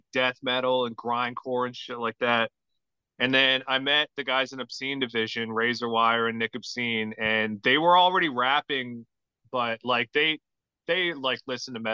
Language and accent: English; Carbonear, Newfoundland and Labrador, Canada; I grew up in Carbonear, Newfoundland, in like yeah. a small town